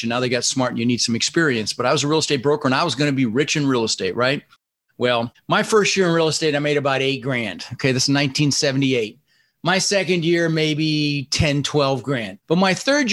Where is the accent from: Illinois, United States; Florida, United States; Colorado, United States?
Colorado, United States; Denver; English is a second language; also born or lived in Netherlands; I immigrated to this country when I was 6 years old. I was born in the Netherlands in Holland, you know, wooden shoes, windmills. And we ended up in Denver, Colorado, and we didn't have much